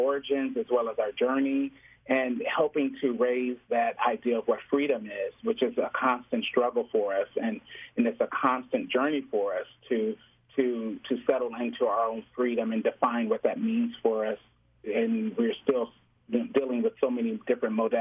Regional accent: Chicago, Illinois, United States; Growing up in the Chicagoland area, living in this city properly for over 20 years

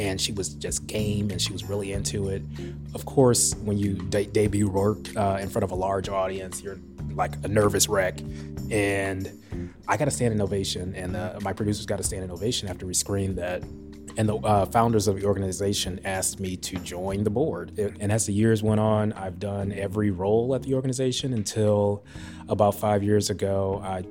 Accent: St. Louis, Missouri, United States; moved away as an adult; also born or lived in Edgewater, Chicago; now in Chicago, United States; I am originally from St. Louis, Missouri.

